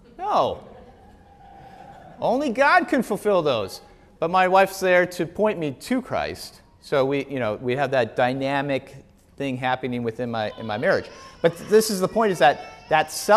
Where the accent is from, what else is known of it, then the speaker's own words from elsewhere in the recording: Wisconsin, United States; now in Wheaton, United States; I'm from Wisconsin